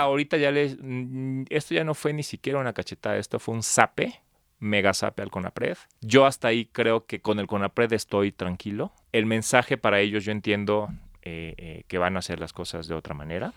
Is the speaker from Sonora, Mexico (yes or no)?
no; Palenque, Chiapas, Mexico; now in Mexico City, Mexico; yo nací en Palenque, Chiapas, sin embargo, llevo viviendo en la Ciudad de México 23 años, ya soy chilango de Hueso Colorado